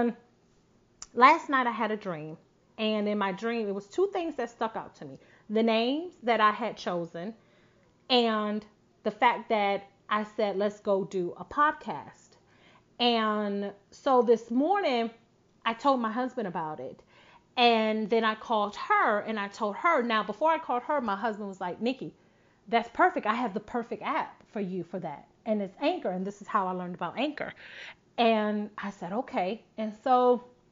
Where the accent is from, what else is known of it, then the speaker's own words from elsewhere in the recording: Buffalo, New York, United States; moved away; Wakia, who still currently lives in my hometown, Buffalo, New York